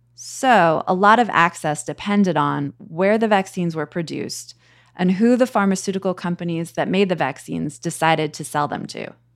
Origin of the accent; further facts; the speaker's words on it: United States; as an American